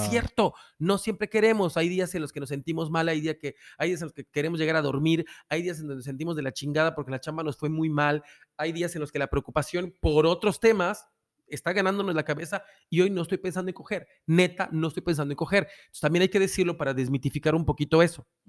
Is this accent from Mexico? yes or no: yes; Yucatán, Mexico; los que somos yucatecos